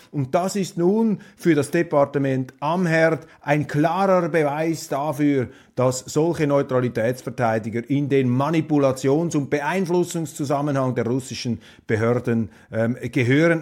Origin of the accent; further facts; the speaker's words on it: Switzerland; als Schweizer bin ich ja x-fach gesegnet, wie da in unserem Kleinstaat hinter den sieben Bergen